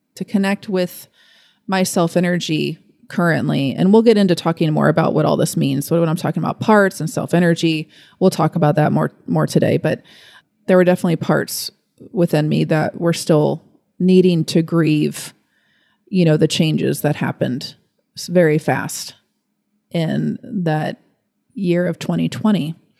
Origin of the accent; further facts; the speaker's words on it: Fort Thomas, Kentucky, United States; also born or lived in Lexington, Kentucky; I'm from Fort Thomas. So I was born here. I was raised here